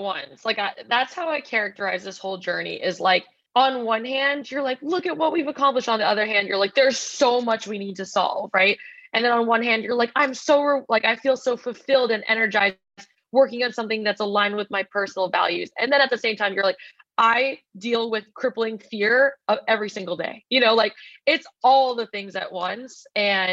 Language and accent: English; Boston, Massachusetts, United States; We're both sisters and daughters of refugees. We grew up in Boston.